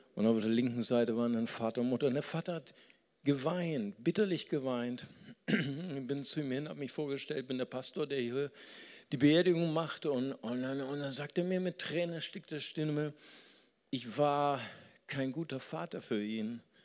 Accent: Germany; also born or lived in Brazil; ich komme aus Deutschland

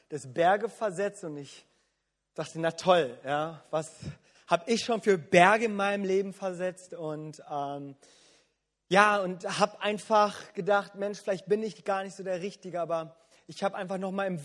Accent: South Korea; wo ich als Koreaner und als Pastor immer wieder mit konfrontiert werde, wo es dann immer heißt, ihr Koreaner, ihr betet immer so viel

